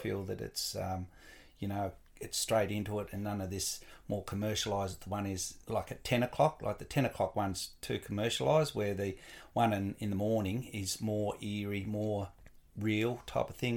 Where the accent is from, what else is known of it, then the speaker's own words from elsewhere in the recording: Latrobe, Tasmania, Australia; I was born and bred in Latrobe, um, born in, at the Devonport Maternity Hospital